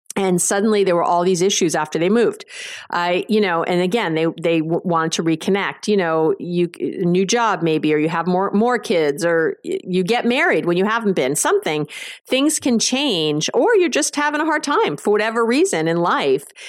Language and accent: English; New York, United States; I'm a Jew from New York.